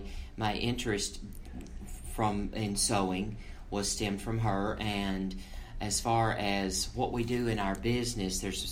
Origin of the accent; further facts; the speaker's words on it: Nashville, Tennessee, United States; I am from Nashville, Tennessee